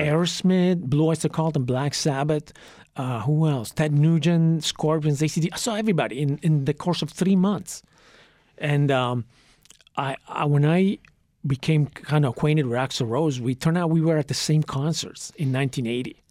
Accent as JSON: {"language": "English", "town": "Trieste", "region": "Friuli-Venezia Giulia", "country": "Italy", "tie": "born or raised there", "also_born_or_lived": "Santa Monica, California", "moved": "yes", "said": "when I was ten months old, my parents split, and, uh, I was sent to live with my paternal grandparents in Italy, in Trieste"}